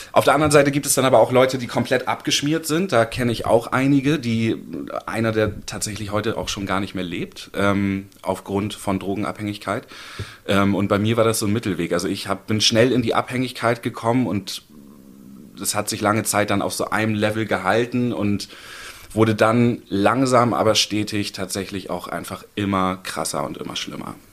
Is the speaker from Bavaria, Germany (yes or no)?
no; Hamburg, Germany; also born or lived in Baden-Württemberg; ich habe in Baden-Württemberg gelebt, ich bin in Hamburg geboren, dann nach Baden-Württemberg gezogen. Als ich 13, 14 war, wieder zurück nach Hamburg gekommen